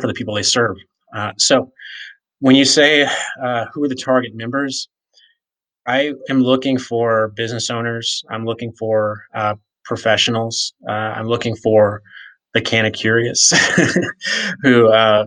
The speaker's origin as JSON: {"language": "English", "region": "rural Virginia", "country": "United States", "tie": "born or raised there", "moved": "yes", "lives_now": "Colorado, United States", "said": "I grew up in a small town in rural Virginia that's 20 minutes away from where the Civil War ended"}